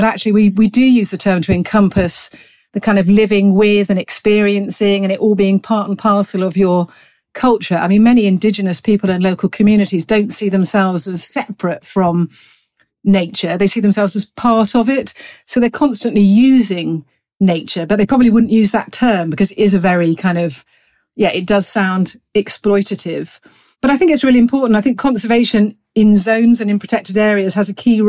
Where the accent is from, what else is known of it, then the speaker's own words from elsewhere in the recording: Gloucestershire, South West England, United Kingdom; No, I'm a country girl. I grew up in rural Gloucestershire and spent a lot of my childhood out and about riding horses, walking dogs, enjoying the Cotswold Hills.